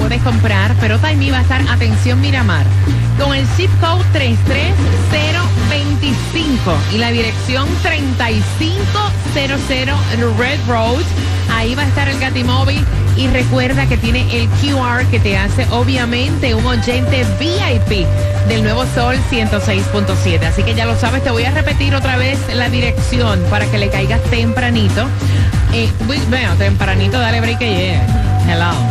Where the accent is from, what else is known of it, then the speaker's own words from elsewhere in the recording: Dominican Republic; Soy dominicana de pura cepa y escucho el show de la gatita cada mañana